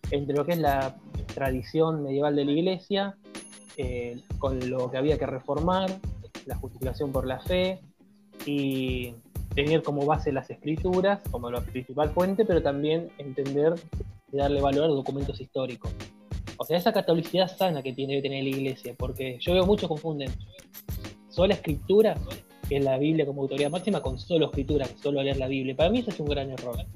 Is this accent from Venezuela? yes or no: no; Guayaquil, Guayas, Ecuador; bueno, yo soy de Ecuador, soy de Guayaquil.